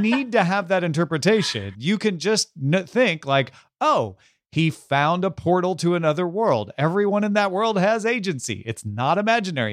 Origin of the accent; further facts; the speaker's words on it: Southern Illinois, United States; now in Los Angeles, United States; I come from Southern Illinois, from a small town, I still have family there